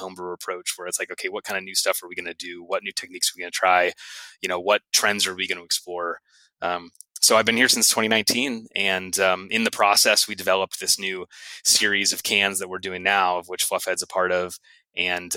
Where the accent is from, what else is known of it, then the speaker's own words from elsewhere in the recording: Santa Cruz, California, United States; also born or lived in Santa Barbara; I grew up in Santa Cruz, up closer to Northern California, and I've kind of been making my way down south over the years.